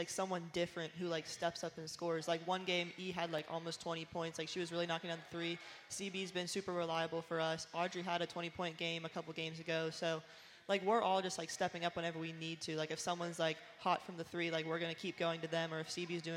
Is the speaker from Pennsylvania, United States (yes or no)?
yes; Washington, Pennsylvania, United States; moved away as an adult; now in Buies Creek, United States; Well, really, Washington, PA